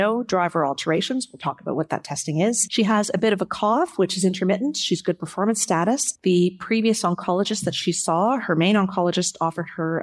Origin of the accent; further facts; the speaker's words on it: Canada; as a Canadian